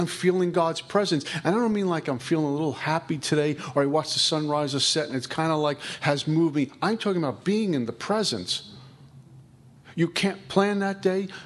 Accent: New York City, New York, United States; I'm from Brooklyn

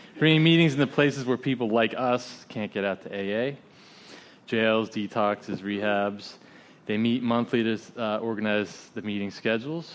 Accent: Pompano Beach, Florida, United States; my hometown of Pompano Beach, Florida

